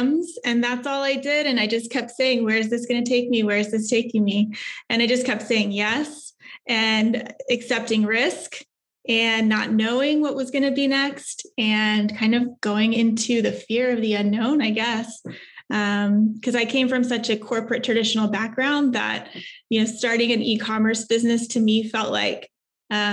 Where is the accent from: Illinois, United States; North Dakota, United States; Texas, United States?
Texas, United States; moved away as an adult; also born or lived in New York; I'm originally here from Texas.